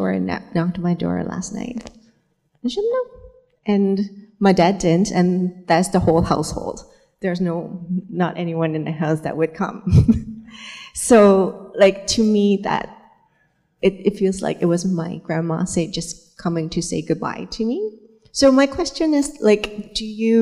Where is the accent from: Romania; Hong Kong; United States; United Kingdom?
Hong Kong; moved away; I came from Hong Kong